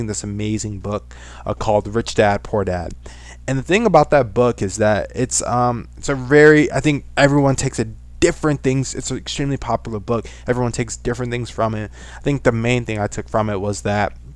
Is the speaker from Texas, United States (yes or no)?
no; Saginaw, Michigan, United States; I am from Saginaw, Michigan